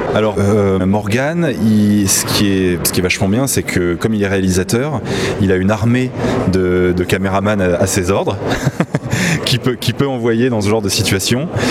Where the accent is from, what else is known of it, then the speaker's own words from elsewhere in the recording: Paris, Île-de-France, France; now in Nice, France; Enfin, je viens de Nice. J'ai grandi à Paris, mais j'habite à Nice depuis plusieurs années